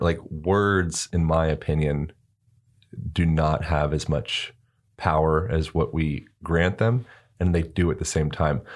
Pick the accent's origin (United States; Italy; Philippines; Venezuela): United States; Pennsylvania; growing up in Pennsylvania and, like, the East Coast